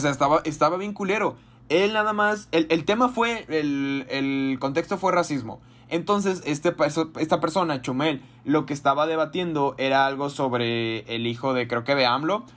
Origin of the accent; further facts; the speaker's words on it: Jalisco, Mexico; ya saben que somos de Jalisco